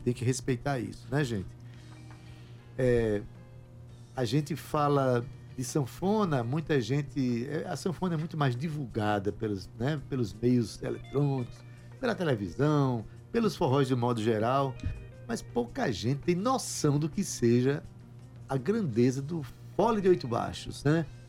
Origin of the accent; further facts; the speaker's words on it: Itabaiana, Paraíba, Brazil; eu sou de Itabaiana, mas eu sou da terra, de Sivuca